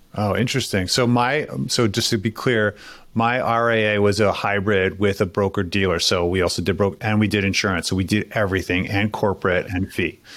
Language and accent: English; New York City, New York, United States; now in Philadelphia, United States; I grew up in New York City and then moved to Philadelphia.